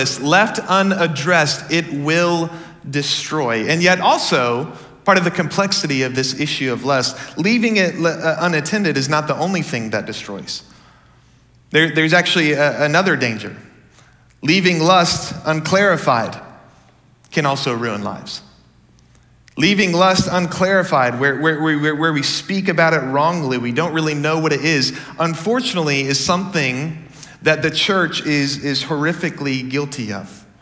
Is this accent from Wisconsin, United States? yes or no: no; Dallas, Texas, United States; So I grew up in the Dallas area